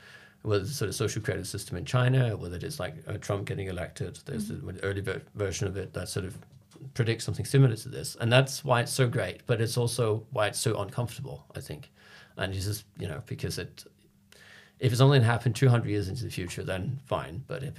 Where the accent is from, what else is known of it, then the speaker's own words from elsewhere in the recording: Copenhagen, Capital Region of Denmark, Denmark; moved away as an adult; now in London, United Kingdom; I'm from Copenhagen and I didn't grow up in Copenhagen. I've lived all over Denmark, but when I was 18, I moved back. So I'm a Copenhagen in that sense. But moving to London when I was like 26